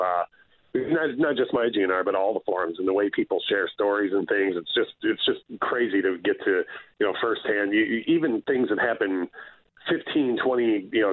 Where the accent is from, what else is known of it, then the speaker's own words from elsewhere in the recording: Detroit, Michigan, United States; I'm from, the Midwest, I always grew up, born and raised in Detroit